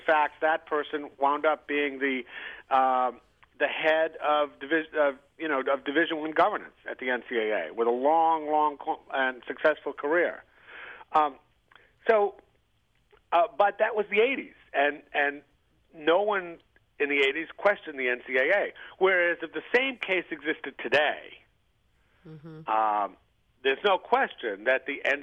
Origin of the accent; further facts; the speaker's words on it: Providence, Rhode Island, United States; I grew up in Providence, Rhode Island